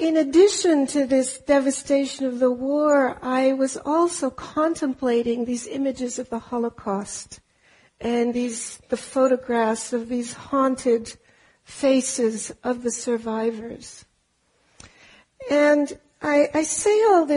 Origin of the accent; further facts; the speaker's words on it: Germany; moved away; also born or lived in Austria; I am German, and I grew up in Austria and Germany.